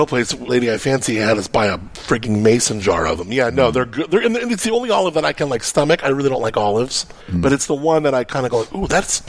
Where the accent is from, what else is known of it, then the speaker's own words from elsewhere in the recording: Agoura Hills, California, United States; I grew up in Agora, which just makes me an honorary Jew.